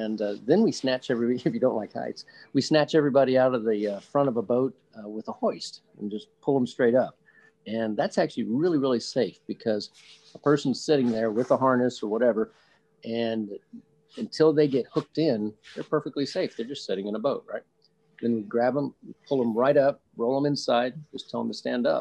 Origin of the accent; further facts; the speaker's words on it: Oklahoma, United States; moved away as an adult; now in Charlotte, United States; I was born and raised in Oklahoma, which is not exactly a land of oceans or mountains.